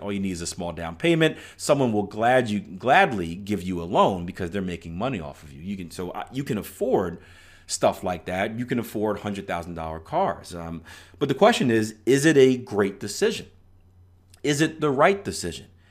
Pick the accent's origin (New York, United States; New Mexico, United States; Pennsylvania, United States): Pennsylvania, United States; Philadelphia; I'm from Philadelphia, Pennsylvania, which isn't the greatest city in the world